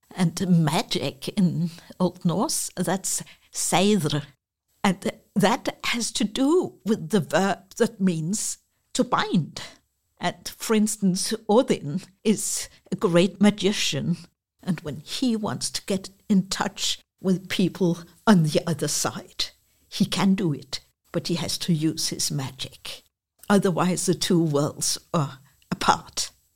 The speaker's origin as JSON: {"language": "English", "town": "Copenhagen", "region": "Capital Region of Denmark", "country": "Denmark", "said": "I'm from Copenhagen"}